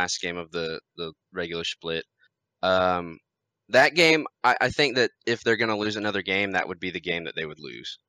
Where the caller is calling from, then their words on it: Fort Worth, Texas, United States; I am calling from Fort Worth, Texas.